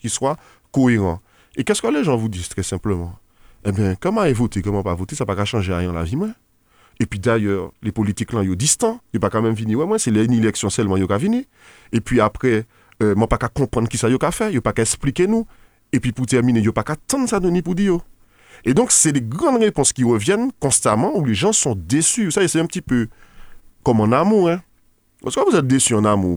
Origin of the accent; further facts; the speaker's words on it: Martinique; en tant que Martiniquais